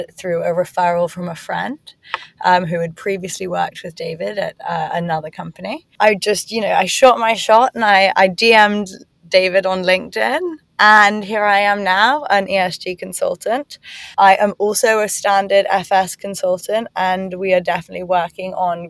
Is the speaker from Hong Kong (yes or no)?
yes; Hong Kong; moved away; also born or lived in England / United States; having been born and raised in Hong Kong, I went to school in England and then university in America.